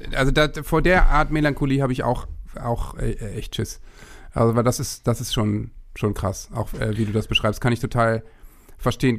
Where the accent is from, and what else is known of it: Worpswede, Lower Saxony, Germany; born or raised there; also born or lived in Osterholz-Scharmbeck